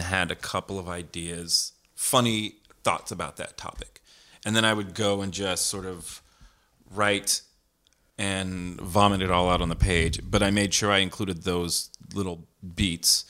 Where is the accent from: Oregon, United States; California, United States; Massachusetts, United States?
California, United States; San Jose; I grew up in San Jose, California.